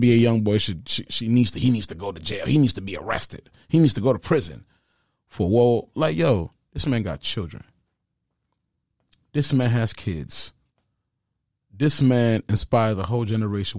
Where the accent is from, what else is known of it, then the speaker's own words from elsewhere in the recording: Sarcelles, Île-de-France, France; moved away; in front of my uncle's television in Sarcelles, France